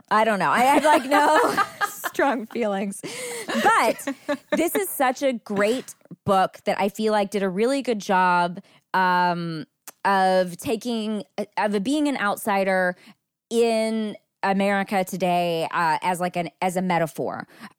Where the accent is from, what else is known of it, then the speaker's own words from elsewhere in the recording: Texas, United States; I think I grew up in Texas in the 90s, and so this book really hit home for me